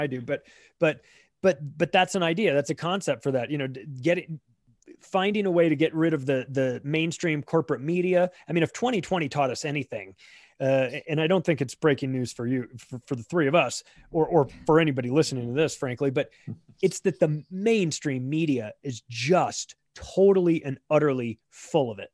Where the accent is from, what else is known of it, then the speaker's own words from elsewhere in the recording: United States; I'm an American living in, in America